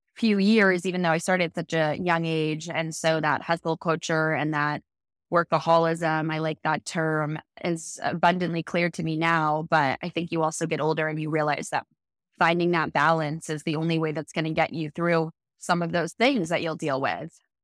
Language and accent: English; East Coast, United States; also born or lived in Los Angeles; now in Austin, United States; from the East Coast